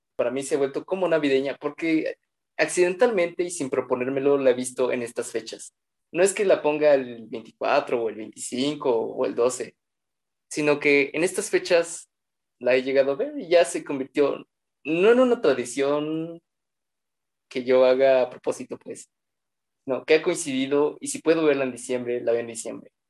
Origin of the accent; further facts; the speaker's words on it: State of Mexico, Mexico; somos del Estado de México